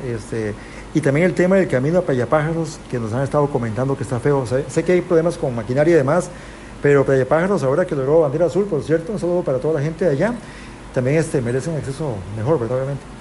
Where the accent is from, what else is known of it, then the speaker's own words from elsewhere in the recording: Puntarenas, Costa Rica; yo me siento porteño. Nací en Pontarenas